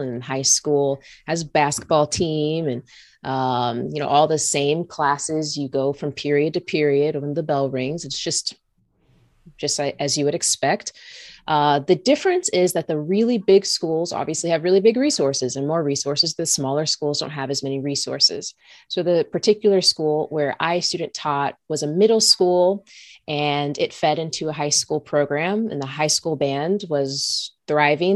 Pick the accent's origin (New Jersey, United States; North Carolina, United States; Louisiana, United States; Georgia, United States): Georgia, United States; Lawrenceville; moved away as an adult; also born or lived in Indiana; I grew up in Georgia. I'm from the South.